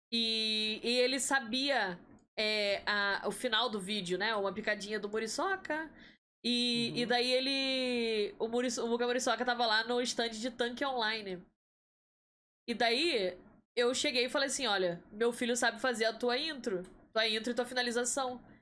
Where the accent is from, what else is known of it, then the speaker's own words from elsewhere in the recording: Rio de Janeiro, Brazil; moved away as an adult; now in Campinas, Brazil; Eu sou do Rio de Janeiro.